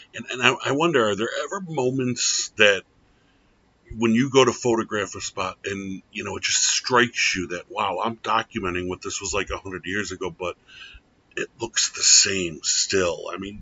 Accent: United States; I'm going to do this as an American

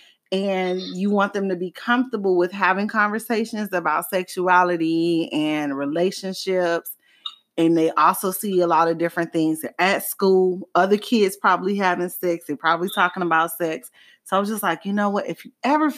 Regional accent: Miami, Florida, United States; growing up in Miami

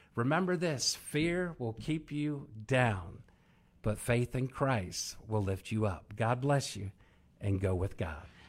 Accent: Maryland, United States; I'm from Maryland

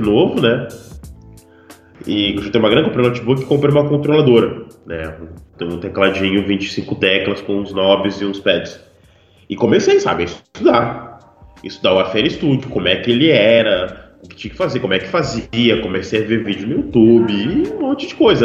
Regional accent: Porto Alegre, Rio Grande do Sul, Brazil; moved away as an adult; now in Pelotas, Brazil; Daí eu saí de Porto Alegre e vim morar em Pelotas pra estudar

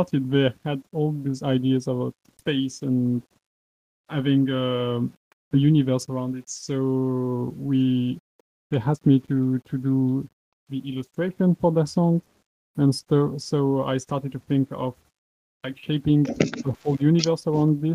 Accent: Cologne, North Rhine-Westphalia, Germany; I come from Germany, Cologne.

